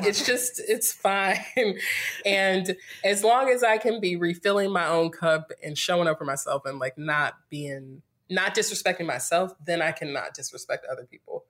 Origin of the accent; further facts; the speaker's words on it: Greensboro, North Carolina, United States; moved away as an adult; also born or lived in Winston-Salem, North Carolina / Durham, North Carolina; now in California, United States; I'm from North Carolina, born and raised in Greensboro